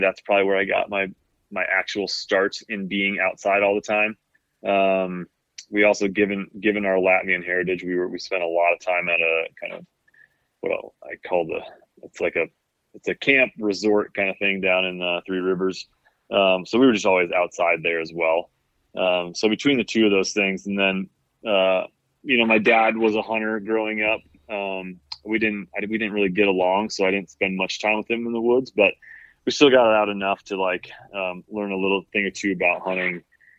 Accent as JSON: {"language": "English", "town": "Kalamazoo", "region": "Michigan", "country": "United States", "tie": "born or raised there", "said": "there was definitely green space around us growing up in Kalamazoo."}